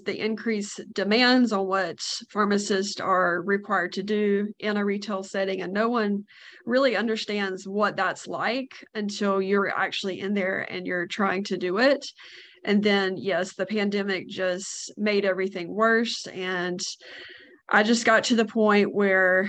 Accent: North Carolina, United States; I'm from North Carolina, born and raised

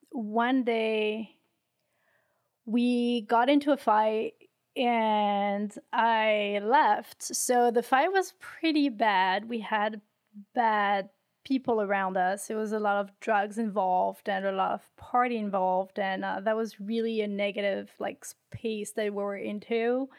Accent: France; moved away as an adult; So I was raised in France until I was about 23. So most of the stories happen in France, in my hometowns.

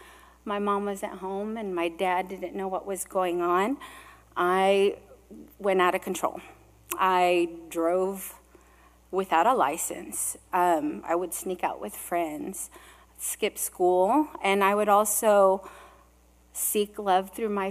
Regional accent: California, United States; also born or lived in Hawaii; I was born in Hawaii, and I was born of Filipino immigrants who raised me in California

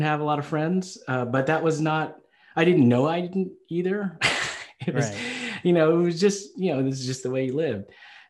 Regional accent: the South, United States; And you know, growing up in the South, like, again, I you know, people might have said things to me.

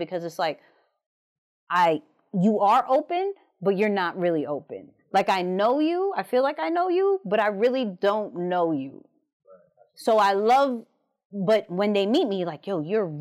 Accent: New York, United States; I'm from New York

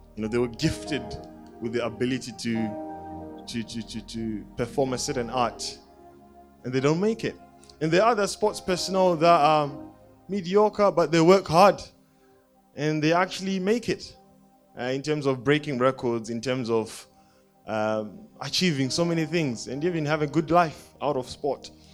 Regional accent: Zimbabwe; I grew up in Zimbabwe

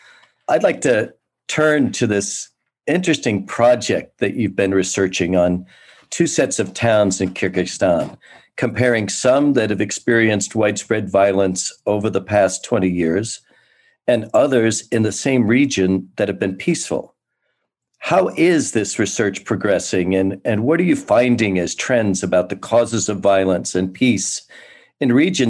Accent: New York City, New York, United States; growing up where I grew up in Brooklyn, New York, seeing someone in the neighborhood stabbed to death on the street at 9 years old

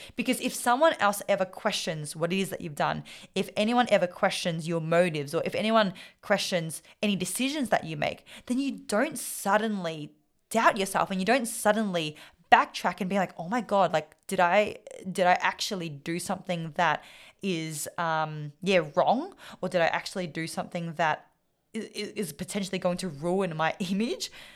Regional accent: Australia; first language Vietnamese; English is a second language; When I was raised, I was raised speaking Vietnamese. was raised to live the Vietnamese culture and lifestyle. But I was born in Australia

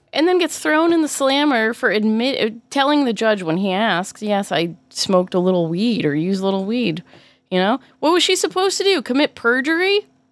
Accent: Massachusetts, United States; I grew up in Massachusetts and I was taught to fear guns.

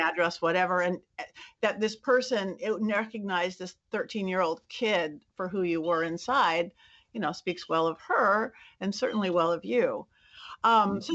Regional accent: Lakewood, California, United States; I grew up in Lakewood, which is right by Long Beach

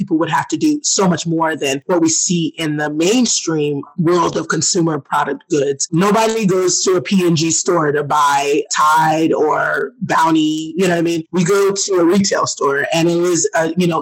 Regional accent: Brooklyn, New York, United States; moved away; also born or lived in Portland; I'm originally from Brooklyn, New York

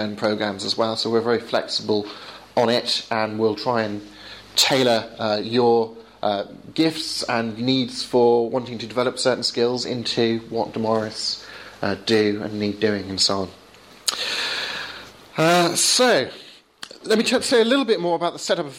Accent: Portsmouth, South East England, United Kingdom; moved away; I came from Portsmouth, which is a city right down on the south coast

